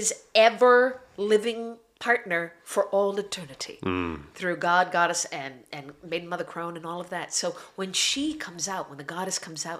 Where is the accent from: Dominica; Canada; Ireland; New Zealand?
Ireland; I am Irish